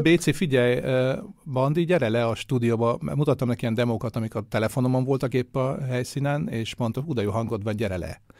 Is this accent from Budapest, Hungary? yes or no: yes; Budapest, Hungary; now in Vienna, Austria; a Budapesten nőttem föl